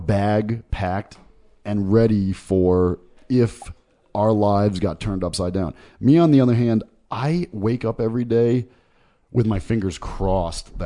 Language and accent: English; Connecticut, United States; moved away; I'm a semi-resident of Connecticut, and I was born in Connecticut